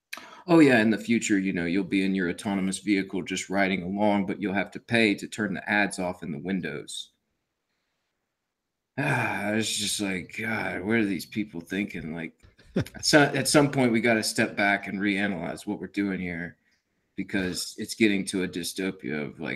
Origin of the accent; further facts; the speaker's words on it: United States; we are American